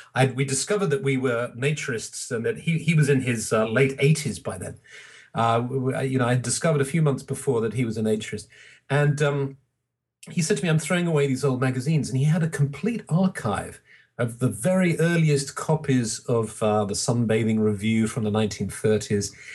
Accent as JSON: {"language": "English", "region": "England", "country": "United Kingdom", "said": "I'm English"}